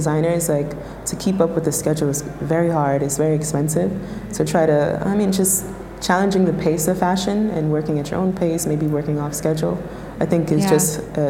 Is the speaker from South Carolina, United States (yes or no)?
no; New York, United States; I'm born and raised in New York